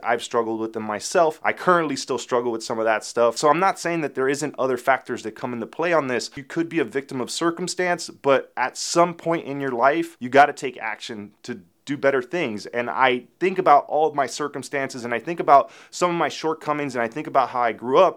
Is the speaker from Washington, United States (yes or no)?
no; Miami, Florida, United States; I grew up in Little Havana and Alapata in the nineties